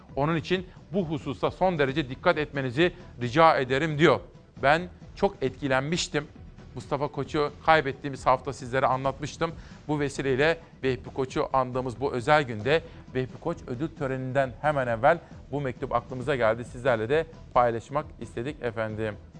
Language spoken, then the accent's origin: Turkish; Kütahya, Turkey; moved away; Akdeniz'den Kütahya'ya geliyorum, memleketime.